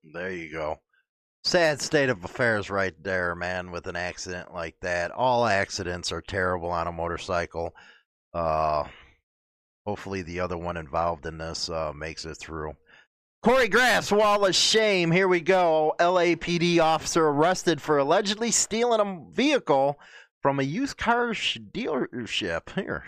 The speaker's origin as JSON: {"language": "English", "country": "United States", "said": "as an American"}